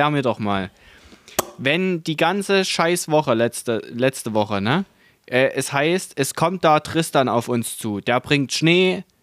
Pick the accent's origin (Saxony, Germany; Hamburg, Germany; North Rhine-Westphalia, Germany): Saxony, Germany; Eibenstock; Ich komme ja aus Eibenstock, ne?